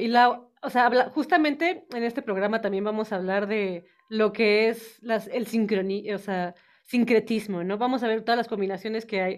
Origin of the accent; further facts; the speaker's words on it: northern Mexico, Mexico; now in Mexico City, Mexico; yo soy norteña, entonces yo no, yo no he vivido aquí toda la vida